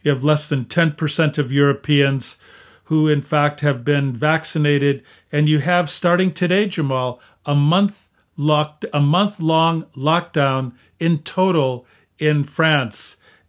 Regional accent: Michigan, United States; 23 states, including my home state of Michigan

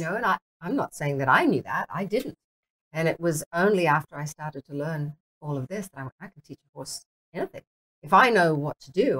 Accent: Singapore; born there; accent: mixed British, Australian, American; I started riding when I was 9 in Singapore. I was born in Singapore.

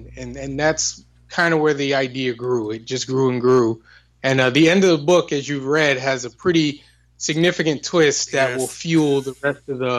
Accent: Hartford, Connecticut, United States; born and raised in Hartford, Connecticut.

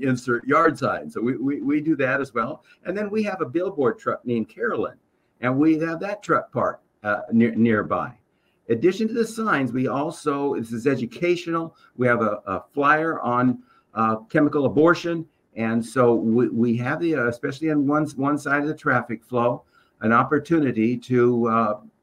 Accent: Waco, Texas, United States; this is my hometown

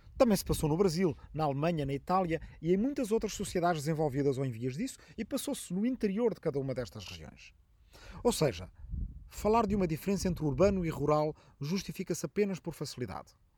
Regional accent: Arrifano, Ribatejo, Portugal; na minha aldeia de Arrifano, no Ribatejo

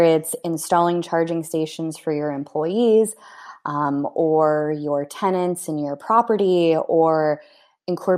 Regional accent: Pittsburgh, Pennsylvania, United States; my hometown in Pittsburgh

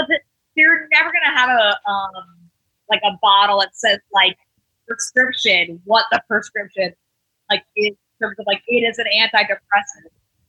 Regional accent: Connecticut, United States; I'm from Connecticut

